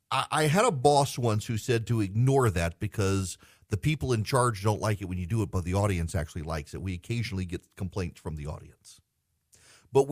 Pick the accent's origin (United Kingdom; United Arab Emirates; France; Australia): United Arab Emirates; Dubai; now in United States; I grew up in Dubai and spent most of my life traveling the world before coming back to the South.